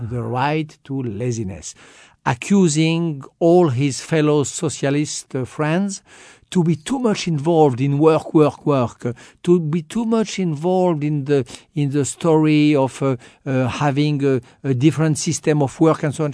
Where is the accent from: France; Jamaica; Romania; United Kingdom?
France; I'm more American than French.